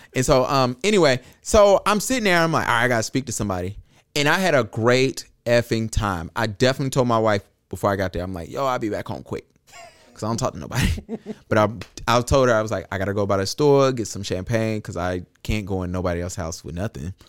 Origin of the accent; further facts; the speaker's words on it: Charlotte, North Carolina, United States; I'm from Charlotte